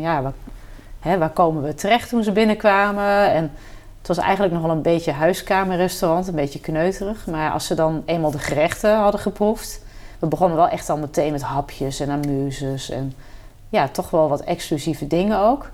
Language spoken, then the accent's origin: Dutch; Kampen, Overijssel, Netherlands; gewoon lokaal in Kampen, waar ik vandaan kom